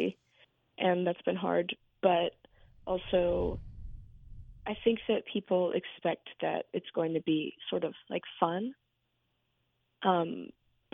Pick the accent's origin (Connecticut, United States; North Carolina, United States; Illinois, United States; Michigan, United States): North Carolina, United States; Asheville; I grew up in Asheville, and I've lived there my whole life